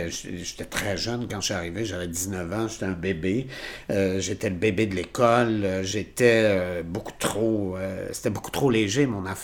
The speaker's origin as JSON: {"language": "French", "town": "Trois-Rivières", "region": "Quebec", "country": "Canada", "tie": "born or raised there", "moved": "yes", "lives_now": "Quebec City, Canada", "said": "quand je suis arrivé ici en 1978, donc il y a 40 ans là, je venais de Trois-Rivières, j'étais resté dans ma ville."}